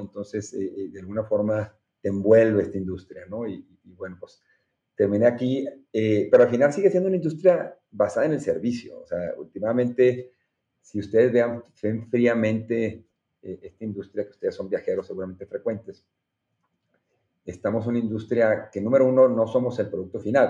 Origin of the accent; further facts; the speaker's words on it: Monterrey, Nuevo León, Mexico; Soy orgullosamente regiomontano